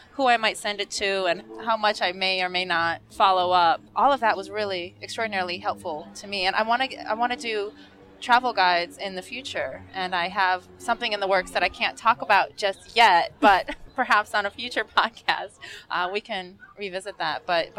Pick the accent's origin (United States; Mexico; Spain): United States; as an American